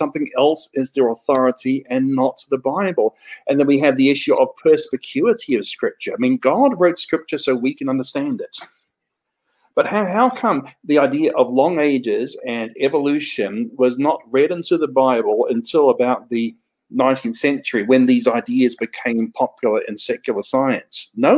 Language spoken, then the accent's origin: English; New Zealand; accent: hybrid Australian and New Zealand English; also born or lived in Australia; I'm from New Zealand and Australia originally. I've probably got a hybrid accent of Australian and New Zealand English.